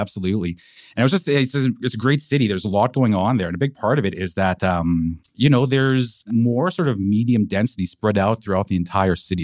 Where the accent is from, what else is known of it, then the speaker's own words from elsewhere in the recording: Vancouver, British Columbia, Canada; moved away as an adult; also born or lived in Montreal / Ottawa; I'm born and raised in Vancouver. I'm from here originally. I grew up in Caresdale.